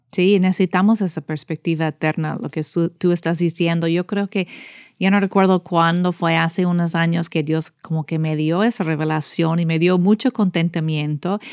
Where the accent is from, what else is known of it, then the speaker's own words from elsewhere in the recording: United States; Spanish is a second language; moved away as an adult; como yo americana crecí en eso